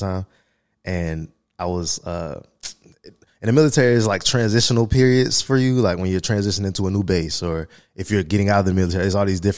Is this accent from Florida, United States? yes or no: yes; Jacksonville, Florida, United States; also born or lived in Colorado Springs; I'm from Jacksonville